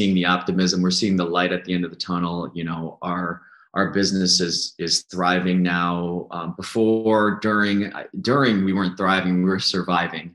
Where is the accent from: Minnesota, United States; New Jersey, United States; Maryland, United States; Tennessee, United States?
Minnesota, United States; Woodbury; now in Waunakee, United States; I grew up in Woodbury, Minnesota, which is a suburb of St. Paul